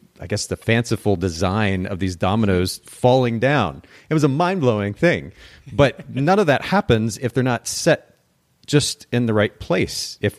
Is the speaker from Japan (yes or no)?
yes; Japan; now in United States; I don't think this is much a thing here in the States, but I grew up in Japan